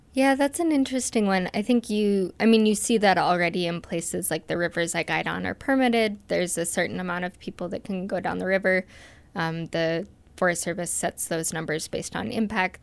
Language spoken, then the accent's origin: English; Moscow, Idaho, United States; now in Salmon, United States; I grew up here in Moscow, Idaho, on the Palouse